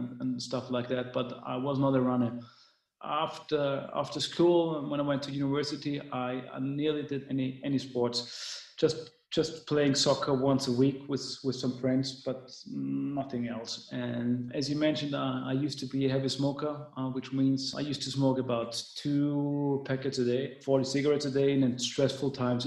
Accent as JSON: {"language": "English", "region": "Vienna", "country": "Austria", "said": "I'm from Vienna, Austria."}